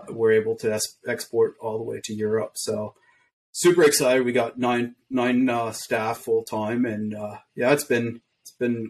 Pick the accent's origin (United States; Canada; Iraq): Canada; Montreal, Quebec; So I grew up in Quebec, born in Quebec, Montreal. So I learned French and English at the same time.